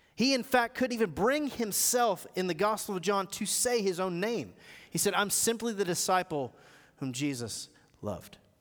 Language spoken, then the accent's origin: English; United States; I grew up in America, and I got kids who grew up in America.